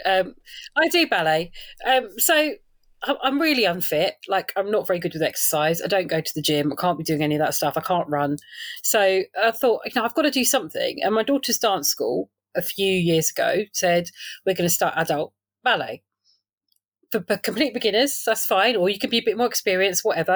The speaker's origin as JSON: {"language": "English", "region": "London", "country": "United Kingdom", "tie": "born or raised there", "also_born_or_lived": "Salford / South Essex", "moved": "as an adult", "lives_now": "Rayleigh, United Kingdom", "said": "I'm a Londoner, really, born and bred Northwest London"}